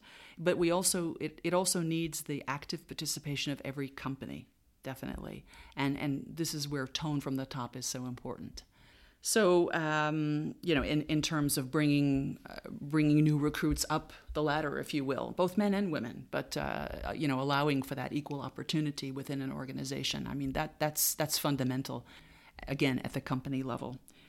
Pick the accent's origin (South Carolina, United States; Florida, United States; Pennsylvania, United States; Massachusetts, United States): Massachusetts, United States; Boston; now in Luxembourg; because I came from Boston, people said, oh, Boston's, you know, one of the two cities in the U.S.